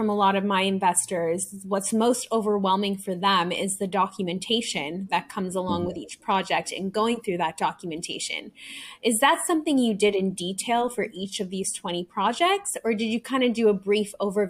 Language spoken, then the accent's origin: English; Canada; I can really relate to you because I'm a Canadian citizen, so I was an international student as well.